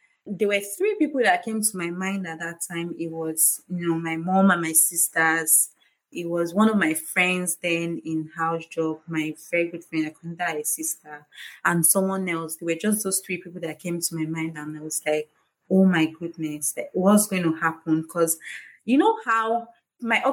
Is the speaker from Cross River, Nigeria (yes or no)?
no; Warri, Delta, Nigeria; moved away; also born or lived in Lagos; I did my house job in Lagos, I grew up in Warri. My mom was in Delta State